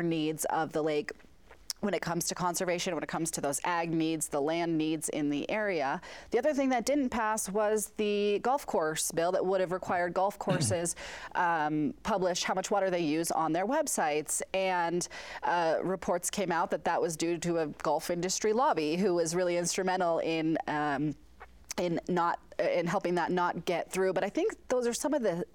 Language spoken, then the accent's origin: English; Maine, United States; now in Utah, United States; I grew up in Maine. I'm from the East Coast.